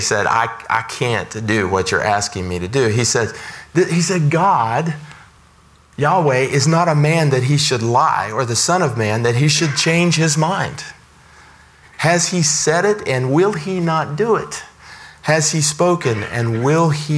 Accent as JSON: {"language": "English", "country": "United States", "tie": "born or raised there", "said": "the country that I've been born into"}